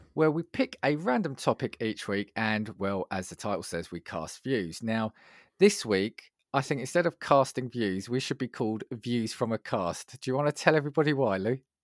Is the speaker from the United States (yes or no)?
no; United Kingdom; as a Brit